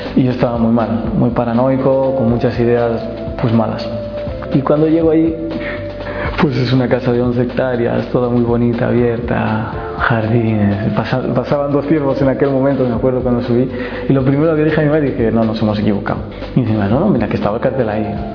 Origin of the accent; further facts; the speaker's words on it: Madrid, Community of Madrid, Spain; yo soy español, nacido en Madrid